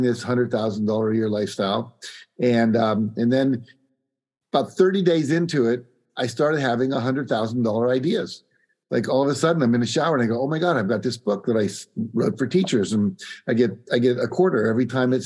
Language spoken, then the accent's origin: English; West Virginia, United States; I grew up in West Virginia, which, you know, was one of the poorer states in the union back then, still is.